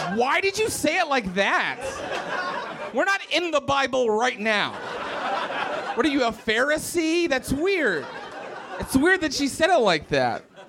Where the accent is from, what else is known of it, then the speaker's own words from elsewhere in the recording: Morgantown, West Virginia, United States; moved away; I grew up in West Virginia